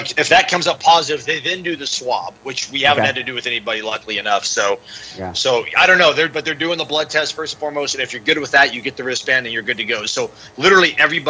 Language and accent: English; Palm Springs, California, United States; also born or lived in Yucca Valley, California; SoCal born and raised